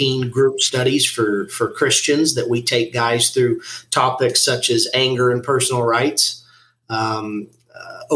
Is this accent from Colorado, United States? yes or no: yes; Western Colorado, United States; I grew up in Western Colorado